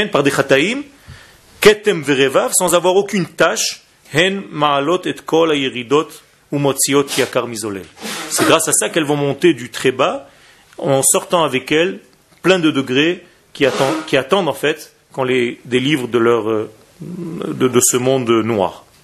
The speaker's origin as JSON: {"language": "French", "country": "Israel", "tie": "born or raised there", "said": "moi, quand j'étais petit en Israël, c'était le, l'acteur. L'acteur euh, en Israël."}